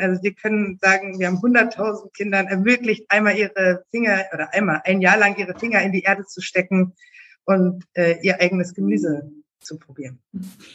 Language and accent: German; Berlin, Germany; Ich bin in Berlin geboren